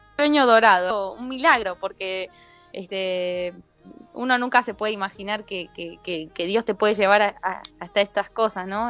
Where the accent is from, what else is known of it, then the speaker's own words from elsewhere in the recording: Buenos Aires, Argentina; also born or lived in Reconquista, Santa Fe (family origin, summers); now in United States; Yo nací en Buenos Aires